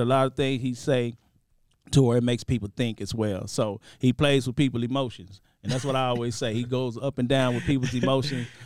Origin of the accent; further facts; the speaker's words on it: Dallas, Texas, United States; I'm from Dallas. I got a school in Dallas, Barber College.